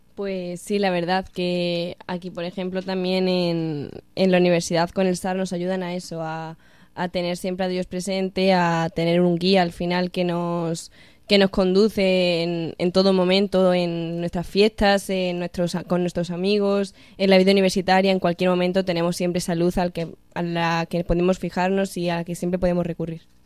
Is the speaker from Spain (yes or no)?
yes; Badajoz, Extremadura, Spain; now in Cáceres, Spain; yo vengo de Badajoz